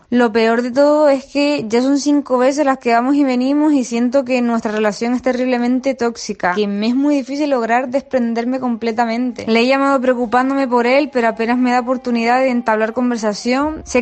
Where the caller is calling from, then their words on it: Canary Islands, Spain; de Gran Canaria.